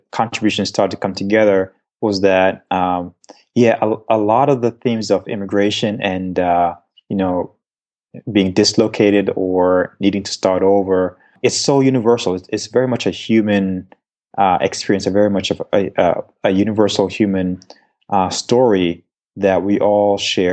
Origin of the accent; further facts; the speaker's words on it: Jamaica; accent: Jamaican Patois; moved away; I was born in Jamaica, and, you know, we have sort of this, you know, dialect